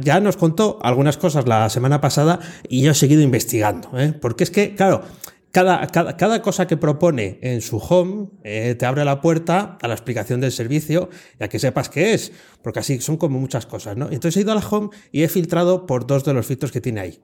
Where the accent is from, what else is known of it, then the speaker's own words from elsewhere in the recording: Province of Valladolid, Castile and León, Spain; en la provincia de Valladolid. Voy a hacer un poco promoción de mi tierra